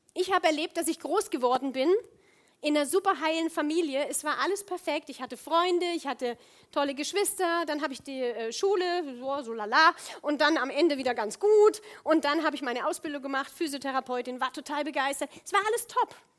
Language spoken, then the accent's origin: German; Rhineland, Germany; moved away as an adult; ich komme aus dem Rheinland ursprünglich, bin schon ewig weg